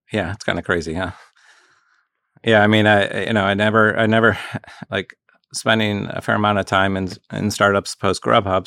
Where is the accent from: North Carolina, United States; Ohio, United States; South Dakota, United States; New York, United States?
Ohio, United States; outside Cleveland; moved away; also born or lived in Chicago; I grew up outside Cleveland